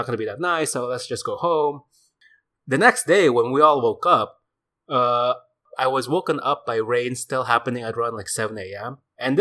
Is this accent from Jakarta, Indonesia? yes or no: yes; Jakarta, Indonesia; we grew up in Jakarta.